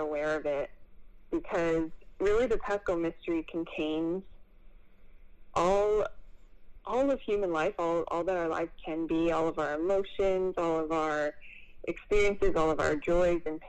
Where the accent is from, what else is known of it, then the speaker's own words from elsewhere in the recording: Philadelphia, Pennsylvania, United States; I'm originally from the Philadelphia area in the suburbs.